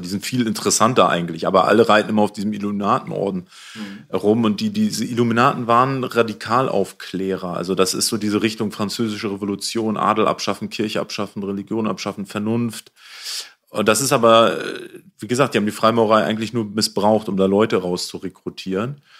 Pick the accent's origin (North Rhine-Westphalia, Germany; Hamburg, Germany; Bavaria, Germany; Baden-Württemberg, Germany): Hamburg, Germany; ich komme aus Hamburg, auch aus Problemstadtteil. Ich bin in Neuwienthal ah. aufgewachsen